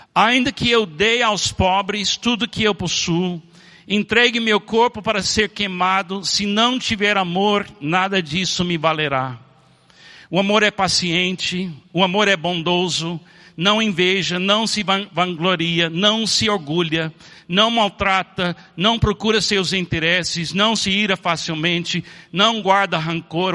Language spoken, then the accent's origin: Portuguese; Miami, Florida, United States; Eu nasci em Miami, nos Estados Unidos